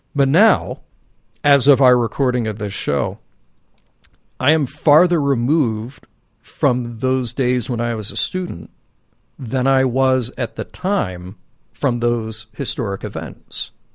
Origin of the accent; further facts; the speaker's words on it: Birmingham, Alabama, United States; I grew up in Birmingham, Alabama